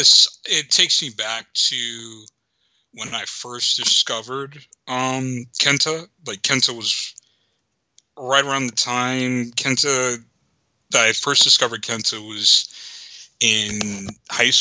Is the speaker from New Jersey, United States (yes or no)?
yes; New Jersey, United States; born or raised there